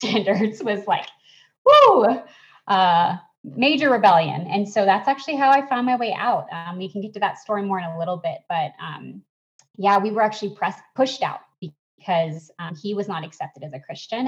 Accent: Atlanta, Georgia, United States; moved away; my hometown of Atlanta

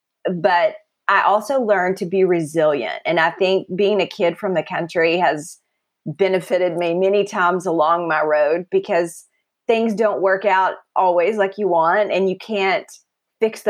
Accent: West Texas, United States; As a kid, I lived in West Texas

